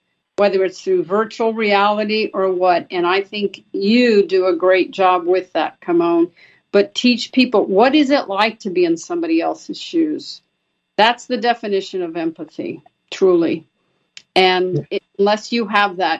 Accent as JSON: {"language": "English", "country": "Brazil", "tie": "born or raised there", "said": "growing up in Brazil, having been born in Brazil"}